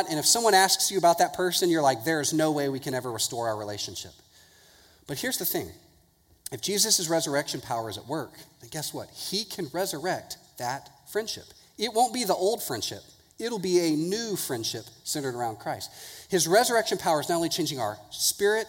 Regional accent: Houston, Texas, United States; I grew up in Houston

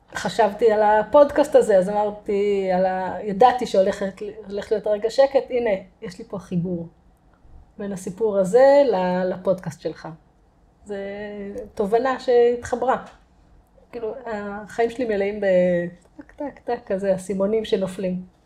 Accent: Kerem Maharal, Haifa District, Israel; also born or lived in Kfar Galim; גדלתי בכרם מהר"ל

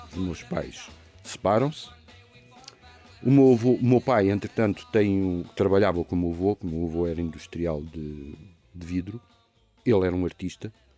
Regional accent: Lisbon, Portugal; em Lisboa, no, em Campolide, que era do meu avô, onde eu cresci

